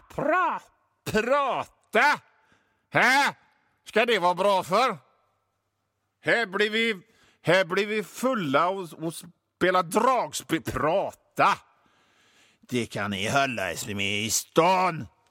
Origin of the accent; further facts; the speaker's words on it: Hönö, Västra Götaland, Sweden; also born or lived in Mölndal; jag är ju från Bohuslän. Jag är född på, på, i Mölndal i och för sig